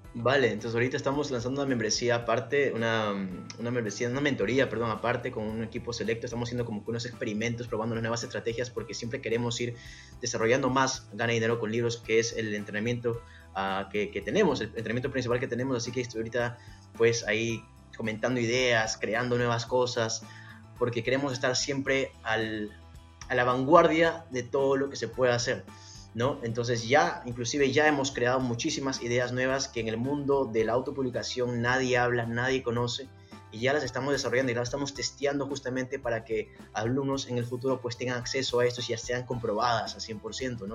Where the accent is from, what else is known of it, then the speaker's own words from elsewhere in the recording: Peru; soy peruano